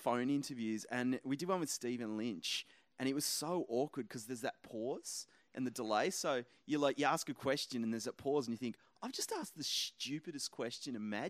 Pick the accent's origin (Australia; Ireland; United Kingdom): Australia; moved away; I'm from Australia.